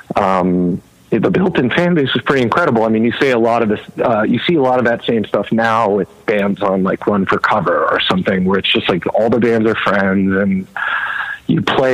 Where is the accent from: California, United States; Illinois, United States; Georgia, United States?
California, United States; Los Angeles; also born or lived in New York City; I grew up